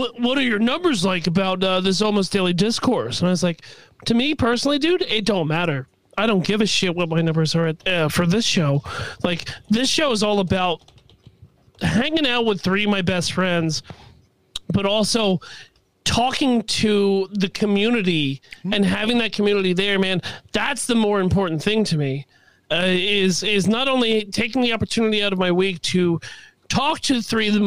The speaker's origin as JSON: {"language": "English", "area": "Westchester", "region": "New York", "country": "United States", "said": "I'm from Westchester"}